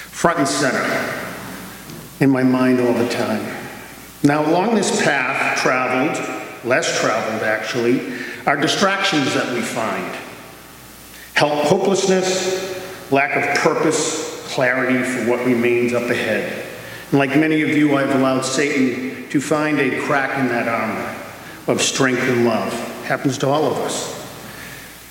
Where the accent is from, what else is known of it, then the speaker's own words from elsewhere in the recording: Quincy, United States; As a little boy growing up in Quincy